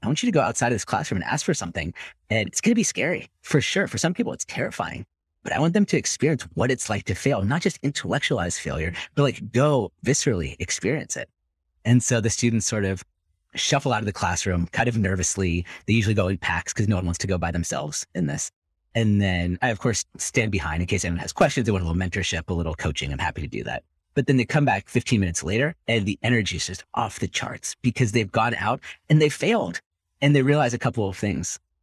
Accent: Silicon Valley, California, United States; growing up in Silicon Valley, part of the dark side of growing up there is hyper-competitive schools

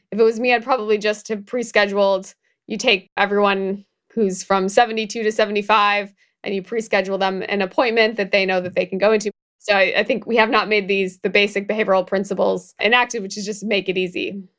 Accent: Midwest, United States; moved away; I'm also from the Midwest. I go back there

